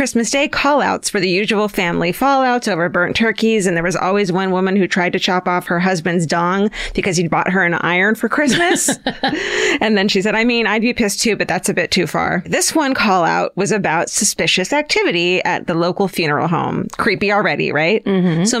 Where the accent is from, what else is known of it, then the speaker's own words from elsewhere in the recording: Manchester, North West England, United Kingdom; I'm from Manchester.